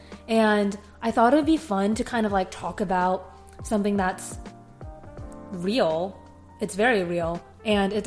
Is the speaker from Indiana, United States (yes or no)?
no; San Diego, California, United States; moved away; when I was growing up in San Diego